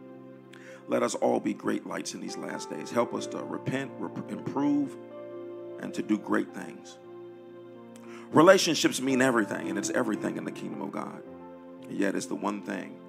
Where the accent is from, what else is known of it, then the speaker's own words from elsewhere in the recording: Detroit, Michigan, United States; moved away; We come from Detroit where they did Sweetest Day